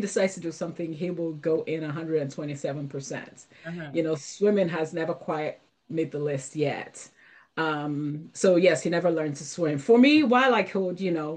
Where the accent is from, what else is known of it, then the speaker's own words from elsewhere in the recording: Nigeria; I grew up in Nigeria